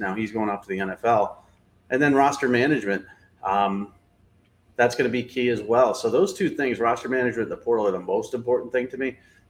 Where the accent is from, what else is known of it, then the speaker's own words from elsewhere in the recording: New England, United States; a guy who lived in New England all my life